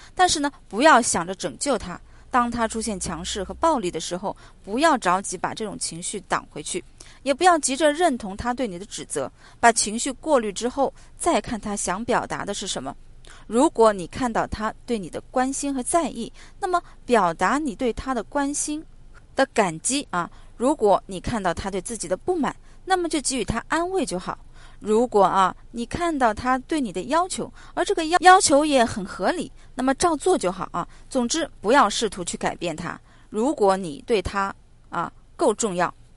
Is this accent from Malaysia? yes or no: no; China; 我们中国人的感情都比较内敛